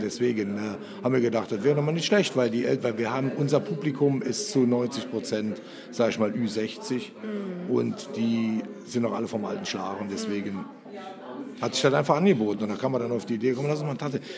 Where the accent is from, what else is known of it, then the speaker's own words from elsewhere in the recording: Germany; moved away; da, wo ich herkomme, von der Mosel, äh, meine Eltern 50 äh, Jahre lang ein Hotel gemacht haben, war Tanztee eigentlich gang und gäbe. Also ich bin mit Tanztee groß geworden